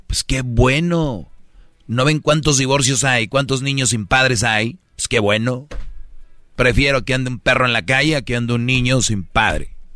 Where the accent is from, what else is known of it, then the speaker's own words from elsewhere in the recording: Monterrey, Nuevo León, Mexico; la gente que somos de Monterrey